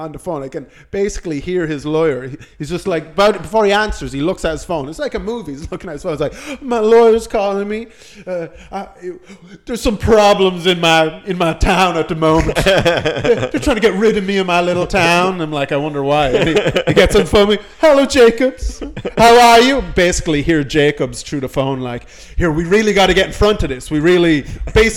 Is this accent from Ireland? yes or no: yes; Ireland; I'm Irish.